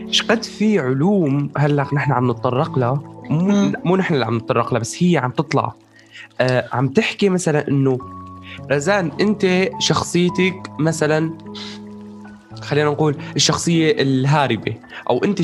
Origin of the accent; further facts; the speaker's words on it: Syria; إيه، اسفين اسفين انا سوري انا